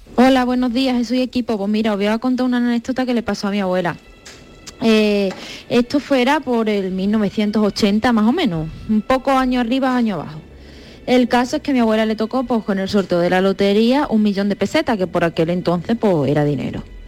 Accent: Extremadura, Spain; soy de un pueblecito de Extremadura

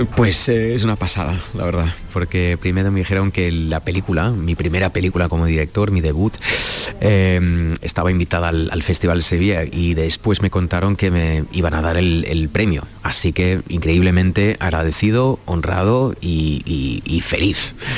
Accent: Cologne, North Rhine-Westphalia, Germany; Spanish is a second language; now in Berlin, Germany; yo soy de Colonia

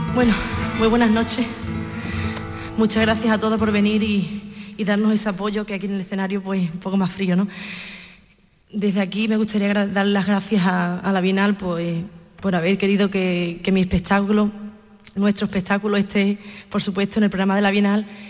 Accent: Huelva, Andalusia, Spain; mi tierra, de Huelva

